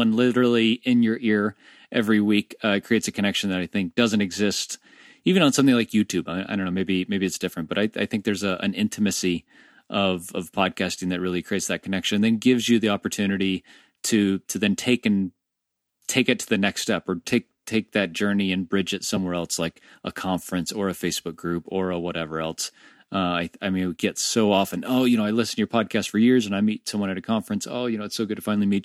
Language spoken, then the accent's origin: English; Orlando, Florida, United States; I'm an Orlando native as well. One of the very few people born and bred in Orlando